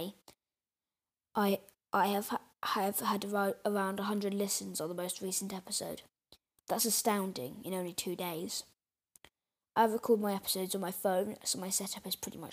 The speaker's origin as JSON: {"language": "English", "country": "United Kingdom", "said": "being British myself"}